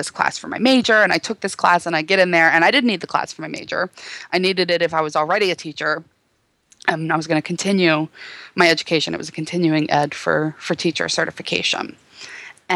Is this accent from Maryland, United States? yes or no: yes; Baltimore, Maryland, United States; accent: Baltimore; my Baltimore accent